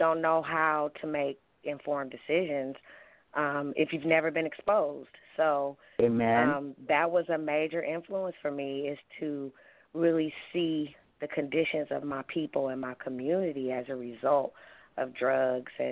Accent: Oakland, California, United States; I grew up in East Oakland, California. I was born and raised there

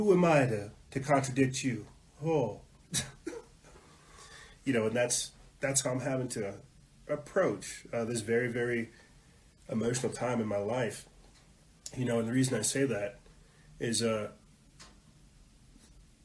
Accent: South Carolina, United States; I was brought up in South Carolina, being raised Southern Baptist

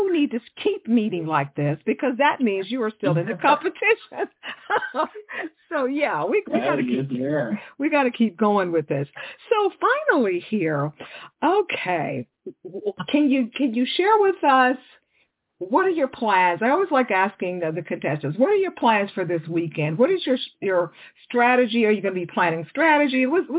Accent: Texas, United States; moved away; I'm originally from Texas

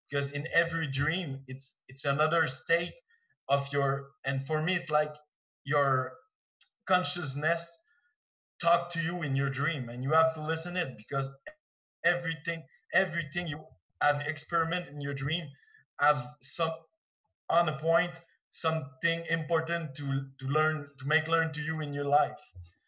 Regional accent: Quebec, Canada; English is a second language; I'm from Quebec, so my English is not so well

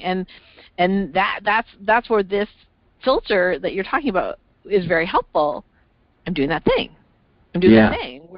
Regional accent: Canada; I'm originally from Canada

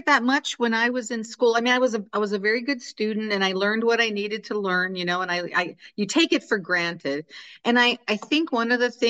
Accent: Maryland, United States; accent: Carroll County; now in Utah, United States; I grew up, well, after we bounced around a lot when I was little, but I spent most of my life in Maryland in Carroll County.

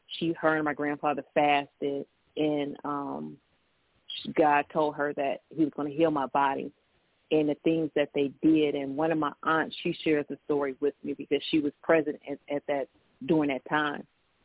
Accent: Detroit, Michigan, United States; I grew up in Detroit with a garden

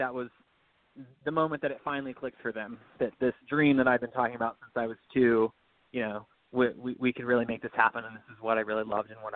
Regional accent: Birmingham, Alabama, United States; Well, I'm from Alabama. I'm from Birmingham. I lived here until I went off to school

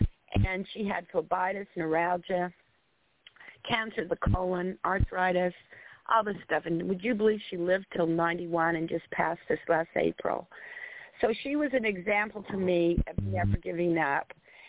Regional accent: Salt Lake City, Utah, United States; I'm from Salt Lake City, Utah.

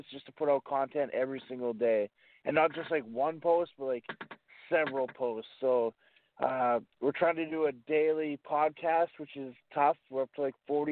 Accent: Campbell River, British Columbia, Canada; It's always a lot of fun in Campbell River. I got to find my groove here. It's my hometown

